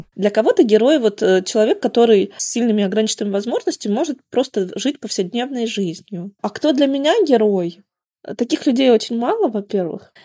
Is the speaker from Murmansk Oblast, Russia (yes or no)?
yes; Murmansk, Murmansk Oblast, Russia; now in Mikhaylov, Russia; Родом я вообще из Заполярного Мурманска. Потом шесть лет жила в Орловской